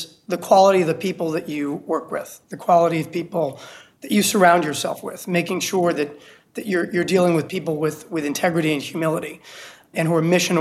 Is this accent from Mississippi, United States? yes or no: no; New York City, New York, United States; moved away as an adult; also born or lived in Washington, D.C. / Virginia; now in Miami, United States; I'm from New York City, only child, born in Brooklyn, grew up on the Lower East Side of Manhattan